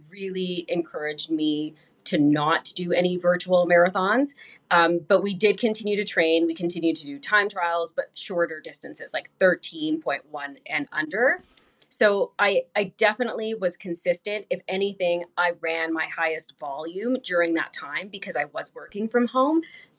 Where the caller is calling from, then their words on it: Winnipeg, Manitoba, Canada; I'm coming from Winnipeg, Manitoba, Canada. And that is, we're just kind of like near North Dakota.